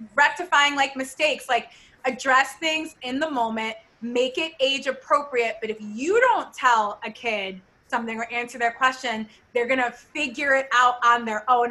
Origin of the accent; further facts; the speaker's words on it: Ohio, United States; we're both from like the same area, like from Ohio.